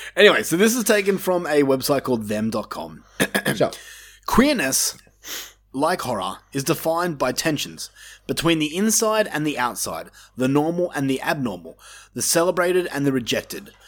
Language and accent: English; Australia; we grew up in Australia, which is like backwoods compared to the rest of the world.